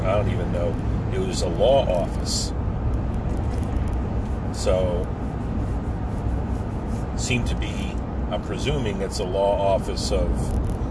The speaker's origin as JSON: {"language": "English", "region": "New Jersey", "country": "United States", "tie": "born or raised there", "moved": "yes", "said": "my home state of New Jersey, my home of record"}